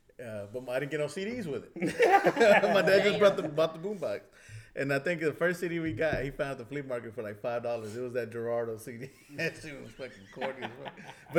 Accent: Waco, Texas, United States; But I was from South Waco

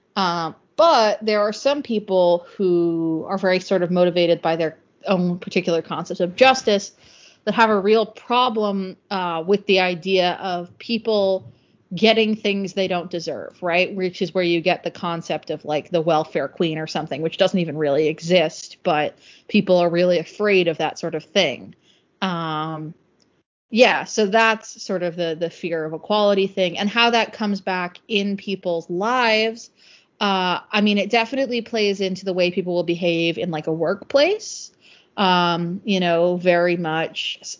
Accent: Northeast, United States; I'm from the Northeast, which is probably the part of the U.S. that's most similar to the U.K

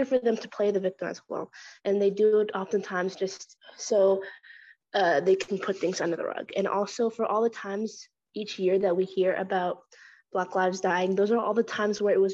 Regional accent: Norman, Oklahoma, United States; I'm from Norman, Oklahoma

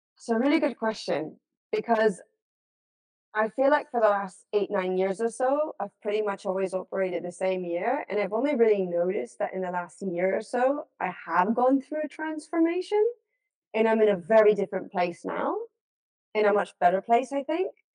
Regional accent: Los Angeles, California, United States; grew up in the States. I was born and raised in Los Angeles.

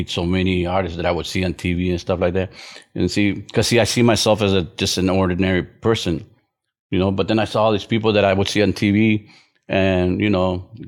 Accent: Brownsville, Texas, United States; born there; No, I was born in Brownsville, Texas.

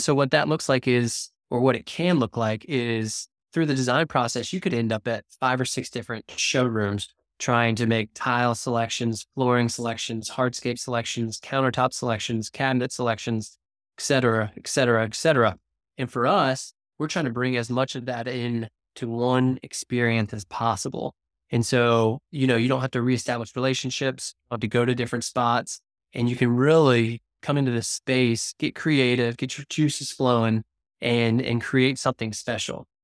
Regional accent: Cincinnati, Ohio, United States; now in Wilmington; I'm from Cincinnati, Ohio.

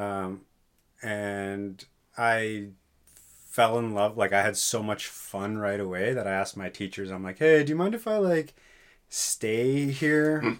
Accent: York Region, Southern Ontario, Canada; moved away as an adult; now in Thunder Bay, Canada; I'm from Southern Ontario, uh, just north of Toronto, York Region

